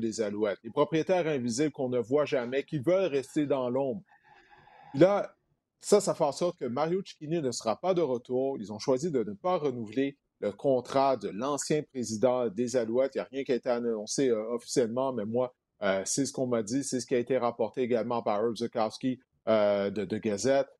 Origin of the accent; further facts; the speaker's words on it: Montreal, Quebec, Canada; Je viens de Montréal